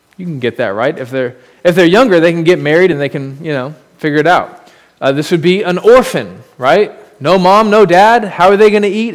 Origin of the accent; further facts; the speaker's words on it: United States; As an American